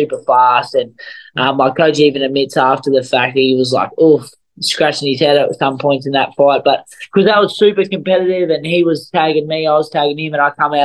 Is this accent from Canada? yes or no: no; Australia; being an Aussie